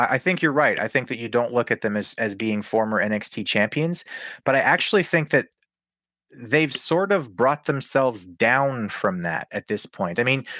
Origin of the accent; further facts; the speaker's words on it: Canada; I'm a Canadian wrestling fan